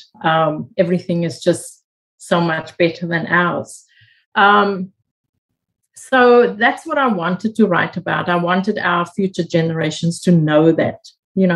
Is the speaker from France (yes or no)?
no; South Africa; moved away as an adult; now in Australia; growing up in South Africa